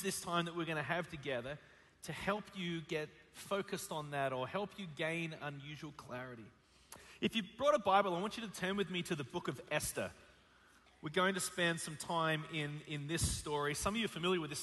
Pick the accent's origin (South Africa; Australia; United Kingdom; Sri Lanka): Australia; moved away as an adult; now in United States; From Australia, and some of you are having a hard time understanding the way that I speak